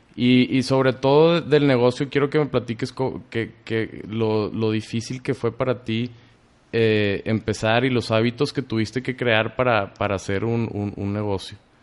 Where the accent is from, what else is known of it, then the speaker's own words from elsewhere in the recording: Mexico; somos los mexicanos